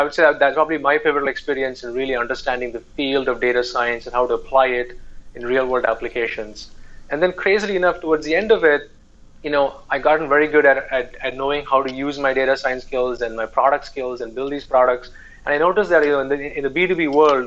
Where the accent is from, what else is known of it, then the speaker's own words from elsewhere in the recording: India; moved away as an adult; when I grew up in India